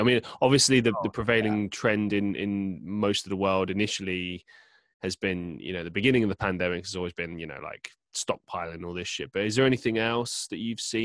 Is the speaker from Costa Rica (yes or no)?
no; London, United Kingdom; moved away as an adult; now in Manchester, United Kingdom; I grew up in London